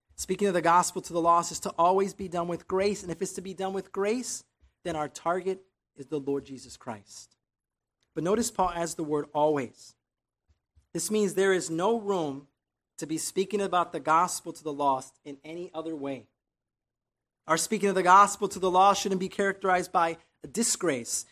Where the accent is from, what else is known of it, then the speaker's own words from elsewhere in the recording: Chicago, Illinois, United States; moved away as an adult; now in Texas, United States; Growing up in Chicago, I saw a lot of street evangelism